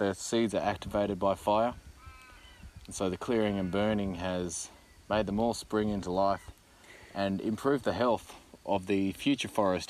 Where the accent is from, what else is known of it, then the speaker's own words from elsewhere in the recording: Australia; I feel like a failure as an Australian, having not eaten.